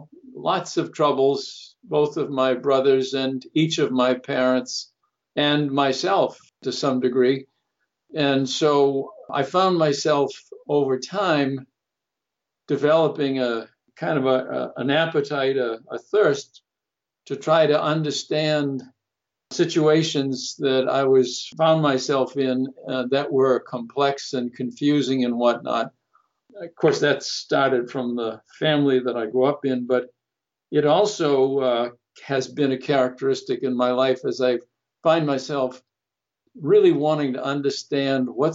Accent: Melrose, Massachusetts, United States; also born or lived in Chelsea, Massachusetts; I was born in Chelsea, Massachusetts, which is on the port of Boston, an immigrant town, and at a young age moved to the suburbs to a town called Melrose

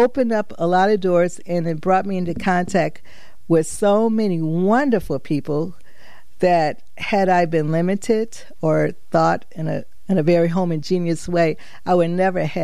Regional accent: Chicago, Illinois, United States; moved away as an adult; also born or lived in Hartford, Connecticut / New London, Connecticut; now in Connecticut, United States; I grew up in Chicago

